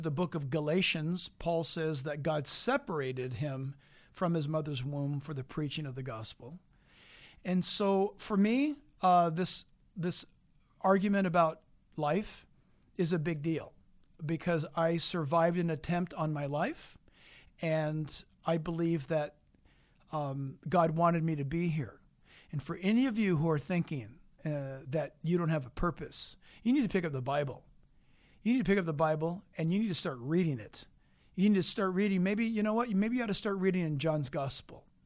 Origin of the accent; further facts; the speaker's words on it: San Diego, California, United States; in the hospital in San Diego. where I was born later on January fifteenth, nineteen fifty-eight.